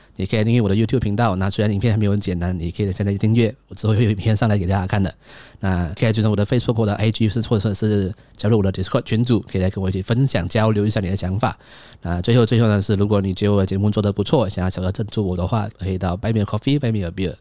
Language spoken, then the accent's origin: Chinese; Malaysia; 我是一个马来西亚人